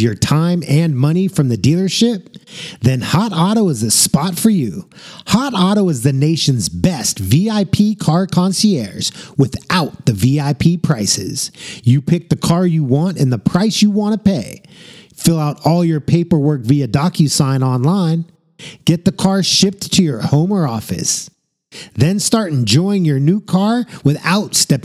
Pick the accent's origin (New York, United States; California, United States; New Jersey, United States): California, United States; San Francisco; me growing up in San Francisco, which is a very sex positive city